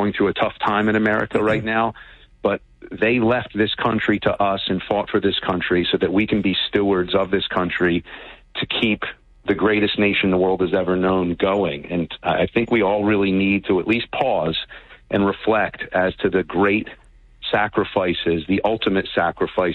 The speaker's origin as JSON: {"language": "English", "town": "Vineland", "region": "New Jersey", "country": "United States", "tie": "born or raised there", "said": "Landis Park in Vineland, my hometown"}